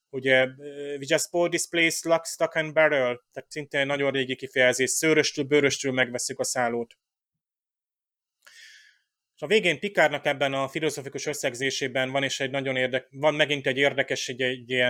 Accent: Hungary; Tehát amikor én, mint magyar diák megtanultam, nem tudom, ilyen észak-amerikai történelmet

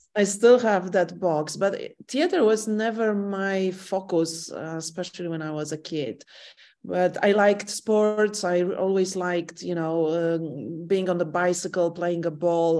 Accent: Warsaw, Masovian Voivodeship, Poland; English is a second language; I'm the person who lives in the same flat and room all my life. I was born in Warsaw

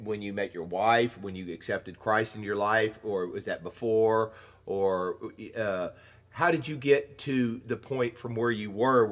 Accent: Texas, United States; grew up with all this racism because I grew up in Texas

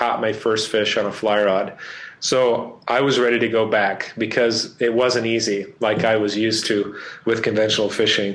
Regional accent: central Idaho, United States; now in Colorado Springs, United States; I grew up in central Idaho

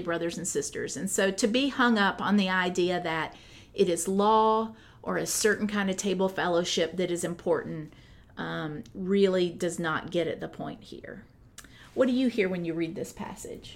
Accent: United States

